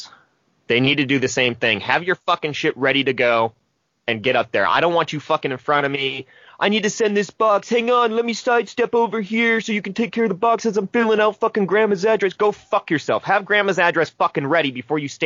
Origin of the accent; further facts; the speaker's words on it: Lincoln, United States; growing up in Lincoln, that tiny ass school